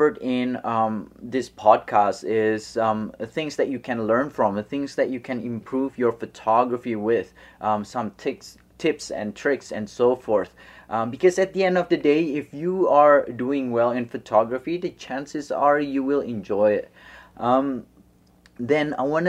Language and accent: English; Bandung, West Java, Indonesia; moved away as an adult; also born or lived in Los Angeles, United States / Australia; I was born in Indonesia, and I moved to Los Angeles 2 years for middle school in Venice Beach